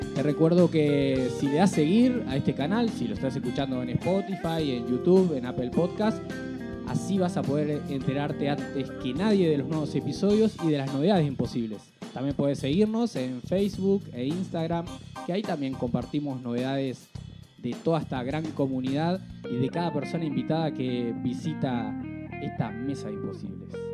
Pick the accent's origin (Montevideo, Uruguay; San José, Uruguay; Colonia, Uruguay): Colonia, Uruguay; Rosario; nosotros como, como rosarinos recibirles acá en el estudio de Rosario FM